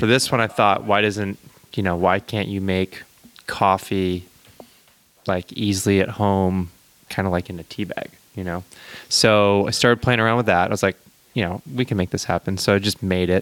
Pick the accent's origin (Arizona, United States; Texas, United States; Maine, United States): Maine, United States; moved away as an adult; now in Santa Cruz, United States; I'm from Maine originally